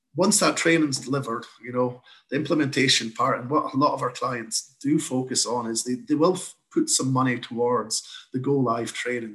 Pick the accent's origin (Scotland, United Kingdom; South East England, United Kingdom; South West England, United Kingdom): Scotland, United Kingdom; moved away as an adult; now in Canada; I've got a slight accent. So, uh, I'm originally from Scotland, moved across to Canada in 2013 to set up Electra here.